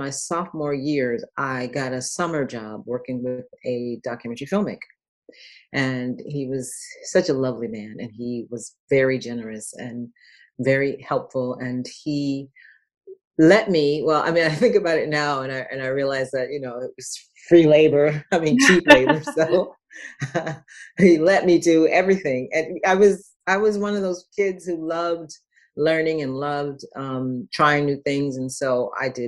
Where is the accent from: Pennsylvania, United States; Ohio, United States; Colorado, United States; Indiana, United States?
Ohio, United States; Dayton; also born or lived in Los Angeles, California; I am originally born in Los Angeles, raised in Dayton, Ohio, so I'm a Midwesterner